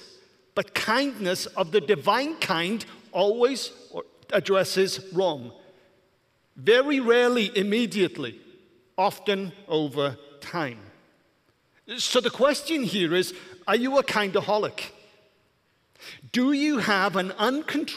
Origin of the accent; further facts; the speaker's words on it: Welsh, Wales, United Kingdom; moved away; I'm Welsh